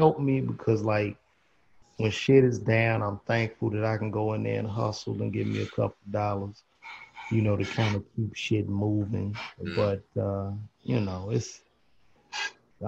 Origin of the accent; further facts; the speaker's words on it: Chicago, Illinois, United States; growing up in the Midwest